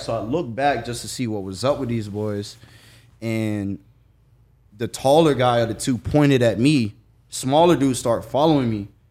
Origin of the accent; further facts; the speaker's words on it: Jacksonville, Florida, United States; I'm from Jacksonville